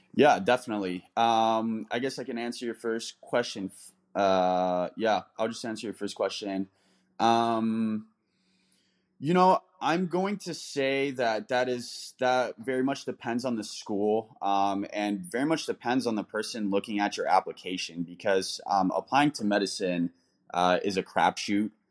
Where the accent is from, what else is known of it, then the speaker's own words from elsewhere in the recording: United States; also born or lived in London, United Kingdom / Denver, Colorado; being American